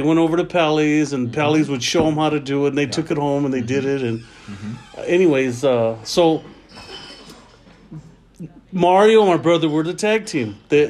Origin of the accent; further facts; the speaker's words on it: Los Angeles, California, United States; also born or lived in Sun Valley; We're from North Hollywood originally.